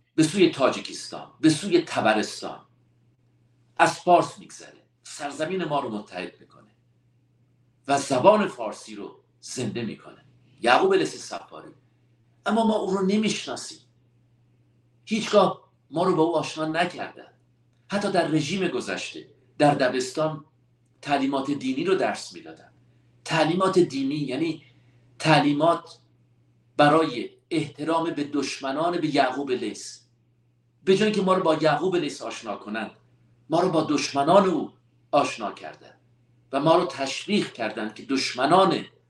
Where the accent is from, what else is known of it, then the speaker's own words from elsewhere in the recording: Iran; همه ما ایرانی هستیم